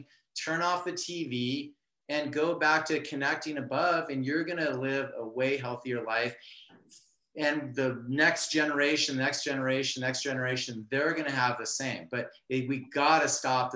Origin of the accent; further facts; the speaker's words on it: Southern California, United States; I'm from Southern California